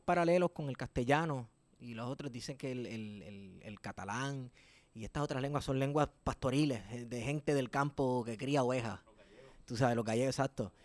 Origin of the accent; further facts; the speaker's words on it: Puerto Rico; Como puertorriqueños